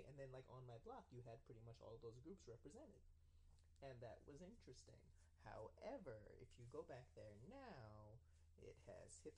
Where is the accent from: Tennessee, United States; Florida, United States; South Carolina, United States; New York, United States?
New York, United States; New York City; I grew up in Brooklyn, and where I lived was sort of this weird mix of like uh, Italian, Jewish, and black. So you know, I guess the upper middle class ish area.